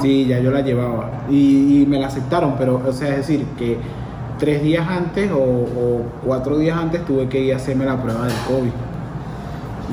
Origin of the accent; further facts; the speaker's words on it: Venezuela; moved away; soy venezolano